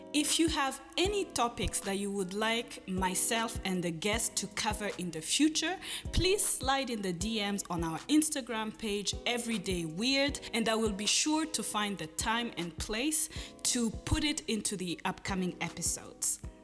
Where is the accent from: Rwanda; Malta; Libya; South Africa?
Rwanda; I grew up in Rwanda